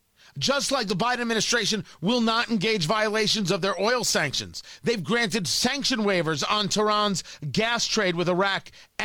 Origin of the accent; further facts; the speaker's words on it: United States; I'm an America first Jew. Let's be clear. I was born in the United States. I'm an American. I'm not Israeli.